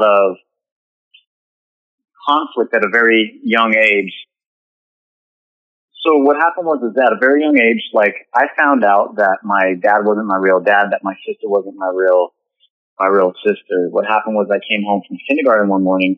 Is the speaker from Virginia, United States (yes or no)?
no; Northern California, United States; I'm originally from Northern California, and I was birthed from a woman who didn't have the dad around.